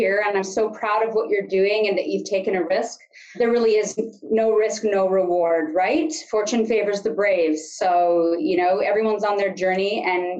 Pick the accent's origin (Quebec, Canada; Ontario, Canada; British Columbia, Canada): British Columbia, Canada; Sunshine Coast; now in Kamloops, Canada; if there's anyone watching from the Sunshine Coast, that's where I hail from